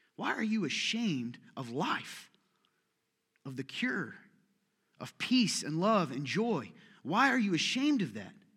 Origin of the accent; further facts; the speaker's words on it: United States; I was raised in America, U S, same as you, a small town, seventeen years of my life